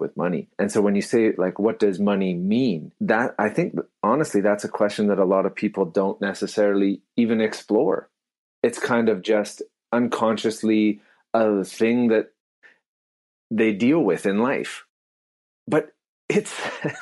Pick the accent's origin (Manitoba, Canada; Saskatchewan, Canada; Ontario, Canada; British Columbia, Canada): British Columbia, Canada; Abbotsford; I grew up in Abbotsford.